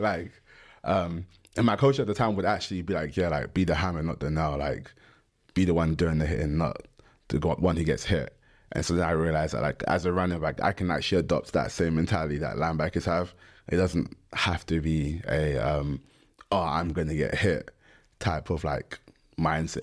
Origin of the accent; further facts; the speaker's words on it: London, United Kingdom; I'm from London